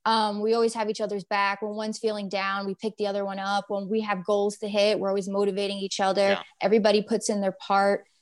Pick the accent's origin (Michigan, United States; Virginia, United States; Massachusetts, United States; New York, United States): New York, United States; we're from New York